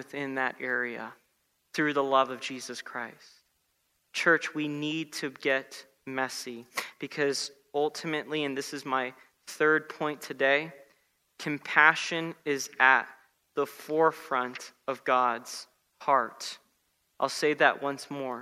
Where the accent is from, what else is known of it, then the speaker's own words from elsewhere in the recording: South Florida, United States; I grew up in South Florida